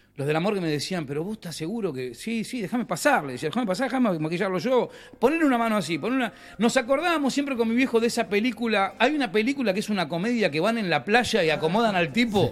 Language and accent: Spanish; General Cabrera, Córdoba, Argentina; un grupo que somos de General Cabrera, de Córdoba